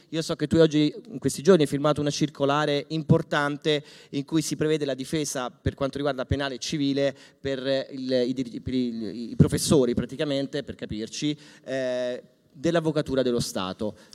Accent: Rome, Lazio, Italy; E ora da romano, perché comunque sono romano, eh, voglio fare una domanda proprio diretta al Ministro Calderoli

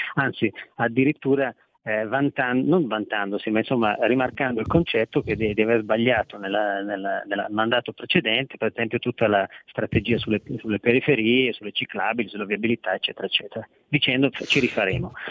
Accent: Veneto, Italy; Io vengo dal Veneto

